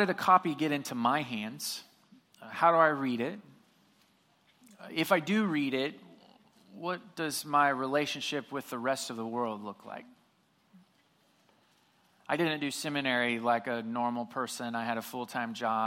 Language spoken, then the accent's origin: English; Southwest Missouri, United States; I grew up in Southwest Missouri